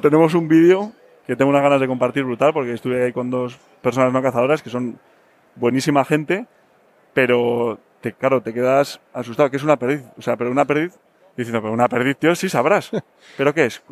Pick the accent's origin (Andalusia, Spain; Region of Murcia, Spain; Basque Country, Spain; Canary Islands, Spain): Basque Country, Spain; yo soy del País Vasco, que, que la cosa eh, hemos crecido con cosas más complicadas